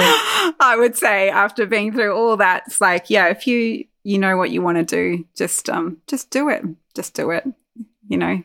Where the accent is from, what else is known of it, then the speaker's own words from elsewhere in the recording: Armidale, New South Wales, Australia; also born or lived in Newcastle, Australia; we moved from Newcastle to Armidale, which was I think was four years ago now